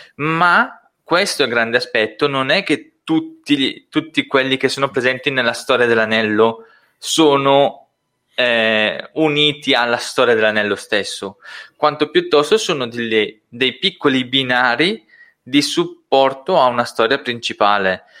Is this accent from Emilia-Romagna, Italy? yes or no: no; Brescia, Lombardy, Italy; accent: Brescian dialect; first language Brescian; io parlo in dialetto bresciano, è nella mia forma